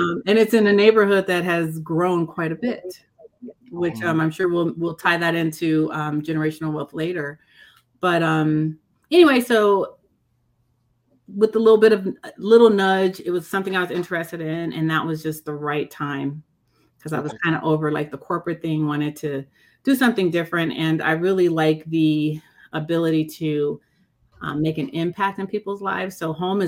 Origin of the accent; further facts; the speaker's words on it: Denver, Colorado, United States; I'm a product of Denver. So I'm a Denver native, grew up right in the city.